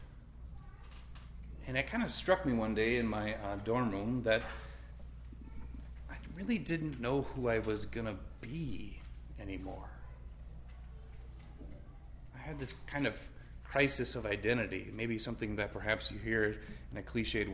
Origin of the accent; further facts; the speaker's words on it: Rapid City, South Dakota, United States; I grew up here in Rapid. I was born and raised here about a mile east of the cathedral and the hospital